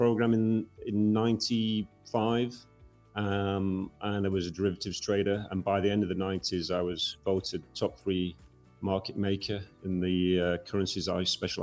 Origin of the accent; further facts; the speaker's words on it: Yorkshire and the Humber, United Kingdom; moved away as an adult; Where I was born in Yorkshire, we were surrounded by mining villages